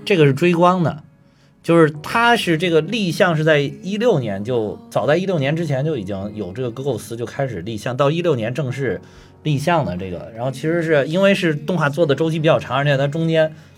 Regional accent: China; 我们中国人好在哪儿呢？就是老祖宗把这些好多东西都给你留下来了

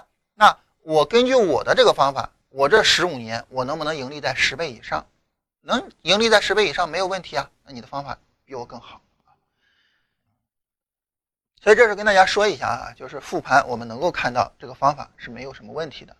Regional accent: Lingnan, China; 那岭南对于我来说也是我的家乡嘛。

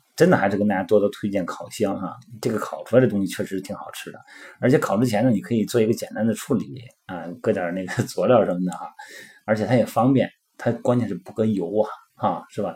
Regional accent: Shandong, China; 我们老家山东的嘛，我们就比较喜欢吃土豆啊

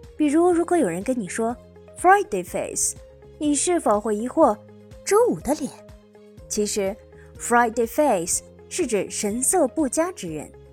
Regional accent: China; 我们中国人

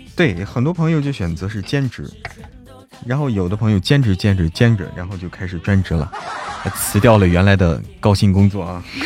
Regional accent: Hebei, China; 我是河北人，和山西是挨着的

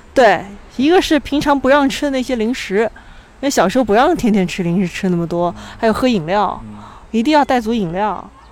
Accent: Hefei, Anhui, China; also born or lived in Shanghai; now in Beijing, China; 小时候是，也是在城里面，是在合肥，所以在那个合肥的中国科技大学的校园里面长大的

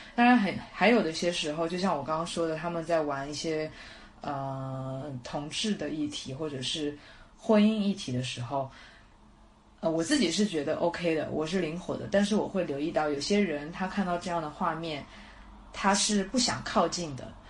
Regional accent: Shanghai, China; 我出生在上海

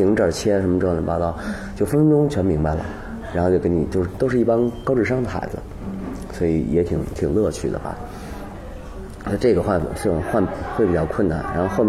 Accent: China; 好像是我们中国人的血液里边，或者是，或者是，比如说我们在婴儿期啊什么，经常周围放的全是这玩意儿，可能。

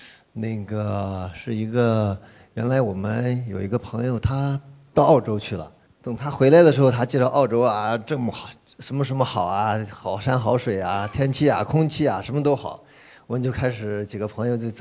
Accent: Hefei, Anhui, China; 我是来自合肥的

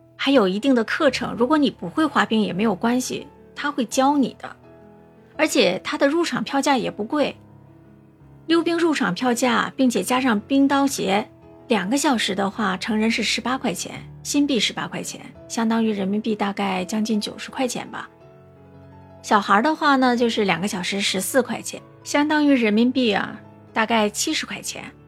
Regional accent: northern China, China; now in Singapore; 我是北方人啊

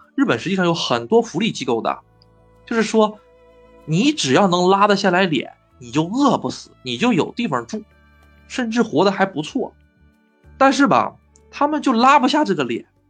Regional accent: China; now in Japan; 我是中国人

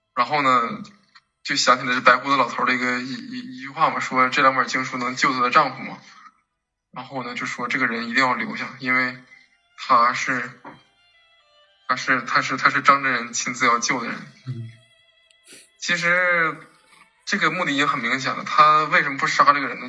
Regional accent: China; 我们中国人

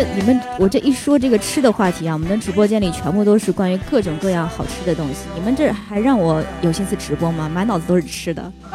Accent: China; 就我们中国人在对于吃的上面，真的是无可挑剔的。

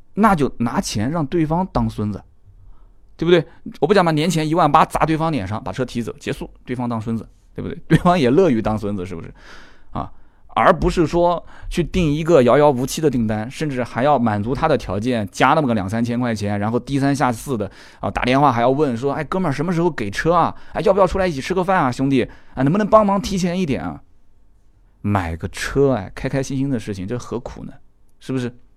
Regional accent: China; 其实我们中国人表达方式是比较含蓄的

